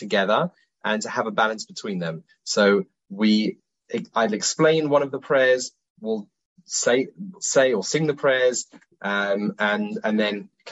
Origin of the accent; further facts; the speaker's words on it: London, United Kingdom; now in Israel; We live in Israel, in Wadi Yin, but I'm originally from South Woodford in London